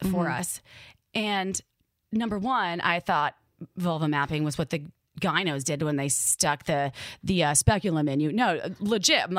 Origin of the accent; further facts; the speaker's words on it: Midwest, United States; accent: Midwest; Like in my brain, my Midwest accent came out and I was like, holy shit, this is fucking cool.